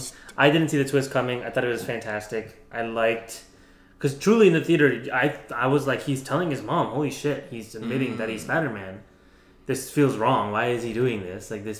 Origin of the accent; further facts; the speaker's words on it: India; Like, as an Indian person, I was like, there's the annoying auntie that you don't want to talk to.